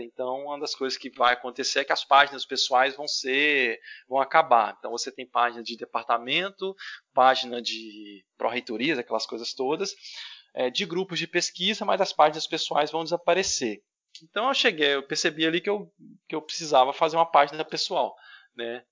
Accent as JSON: {"language": "Portuguese", "country": "Brazil", "said": "nós brasileiros"}